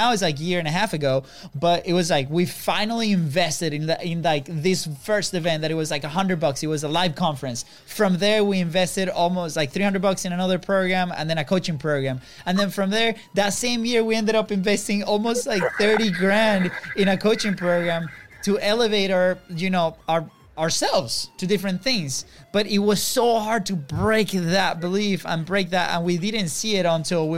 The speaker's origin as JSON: {"language": "English", "country": "Venezuela", "tie": "born or raised there", "moved": "yes", "said": "we come from Venezuela, a third world country. And we grew up with a parent"}